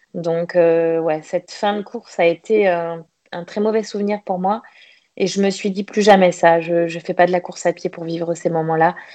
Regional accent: Le Mans, Pays de la Loire, France; moved away as an adult; also born or lived in Toulouse / south of France; je suis née en Sarthe, au Mans. J'ai donc euh, commencé euh, mes études jusqu'à jusqu'à mes 18 ans, jusqu'au bac

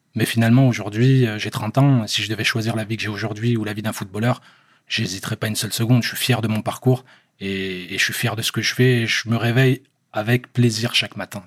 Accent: France; moved away; also born or lived in Algeria / England; je suis algérien, j'ai grandi en France

